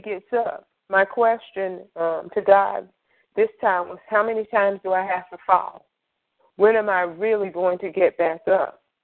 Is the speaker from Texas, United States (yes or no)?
no; Greensboro, North Carolina, United States; I am from Greensboro, North Carolina